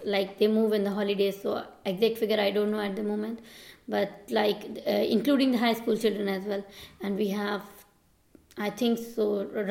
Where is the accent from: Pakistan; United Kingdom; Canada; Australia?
Pakistan; moved away as an adult; now in Millstreet, Ireland; I'm from Pakistan